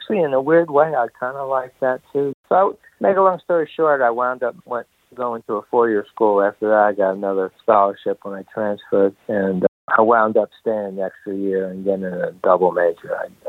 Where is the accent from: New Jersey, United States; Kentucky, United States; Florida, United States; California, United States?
New Jersey, United States; moved away; I grew up in New Jersey, so somewhere in New York.